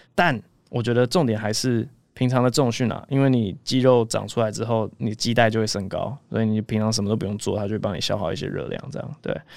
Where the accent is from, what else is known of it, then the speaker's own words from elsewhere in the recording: Taiwan; 我小时候就是在二一六巷里面长大的